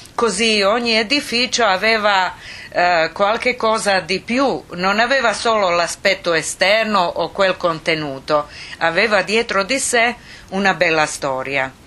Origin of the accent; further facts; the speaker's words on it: Sarajevo, Bosnia & Herzegovina; born or raised there; also born or lived in Split, Croatia